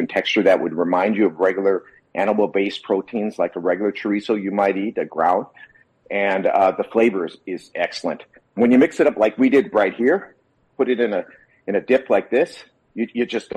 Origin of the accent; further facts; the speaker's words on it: Wisconsin, United States; now in California, United States; I grew up in Wisconsin, live in California, so I am a cheese guy